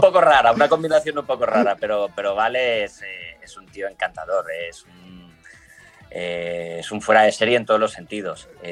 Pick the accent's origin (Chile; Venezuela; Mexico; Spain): Spain; accent: Spanish; now in Italy; mi acento español aquí en, Italia